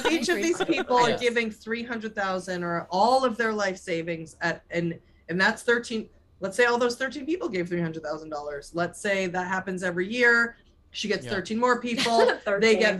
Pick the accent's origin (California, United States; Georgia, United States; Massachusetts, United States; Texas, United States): Massachusetts, United States; Boston; I'm from Boston